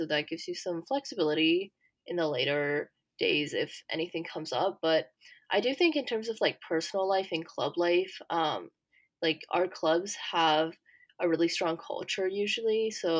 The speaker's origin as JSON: {"language": "English", "region": "Ohio", "country": "United States", "tie": "born or raised there", "also_born_or_lived": "Puerto Rico", "moved": "as an adult", "lives_now": "Berkeley, United States", "said": "I was born in Puerto Rico, but raised in Ohio. And I've pretty much lived in Ohio my whole life."}